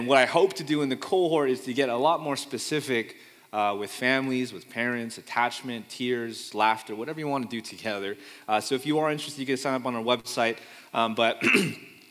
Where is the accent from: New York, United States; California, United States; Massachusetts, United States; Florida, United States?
California, United States; Fremont; also born or lived in Pleasanton, California; I grew up in Fremont, California. I've only moved two times in my life, or three, but only two that I remember, from Fremont, California to Pleasanton, California with my family until college. So I'm a Bay Area kid born and raised